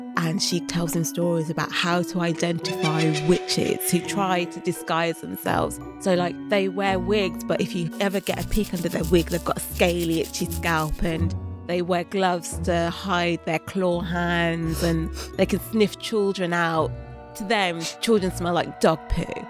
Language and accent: English; Birmingham, West Midlands, United Kingdom; also born or lived in London; I was born in Birmingham